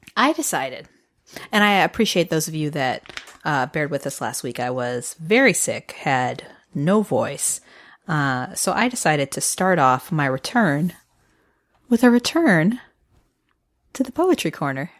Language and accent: English; Midwest, United States; I'm not from Michigan, but I'm from the Midwest.